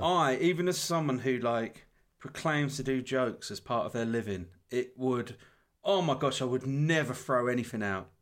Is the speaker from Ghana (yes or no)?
no; United Kingdom